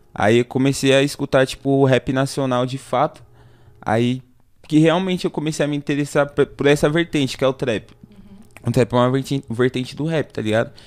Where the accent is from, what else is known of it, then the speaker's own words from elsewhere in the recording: São Paulo, Brazil; eu sou da região do Jangadeiro, tá ligado? É um bairro ali que é perto, próximo ao em Mirim